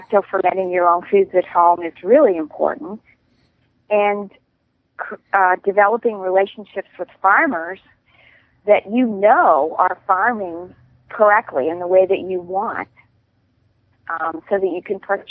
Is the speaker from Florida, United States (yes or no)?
no; outside of Pittsburgh, Pennsylvania, United States; I grew up outside of Pittsburgh